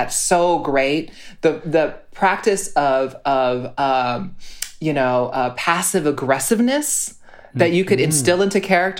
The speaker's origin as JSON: {"language": "English", "town": "Honolulu", "region": "Hawaii", "country": "United States"}